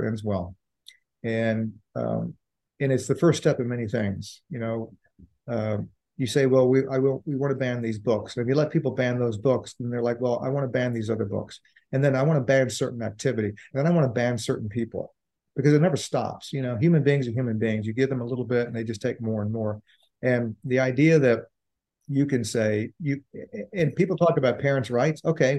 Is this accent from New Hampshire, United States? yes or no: no; Richmond, Virginia, United States; when I grew up on Austin Avenue in Richmond